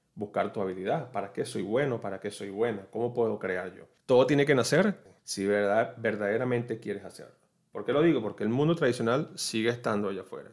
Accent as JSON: {"language": "Spanish", "country": "Venezuela", "moved": "as an adult", "lives_now": "Orlando, United States", "said": "soy de Venezuela, vivo aquí en los Estados Unidos, específicamente en la ciudad de Orlando."}